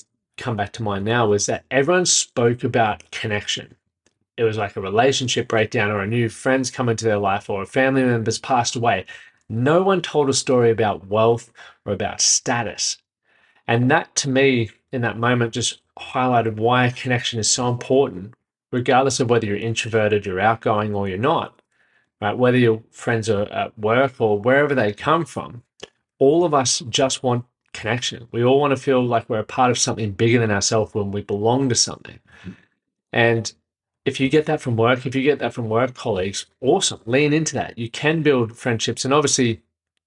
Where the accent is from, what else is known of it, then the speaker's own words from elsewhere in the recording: Brisbane, Queensland, Australia; moved away as an adult; now in Nashville, United States; I'm from Brisbane, just moved to Nashville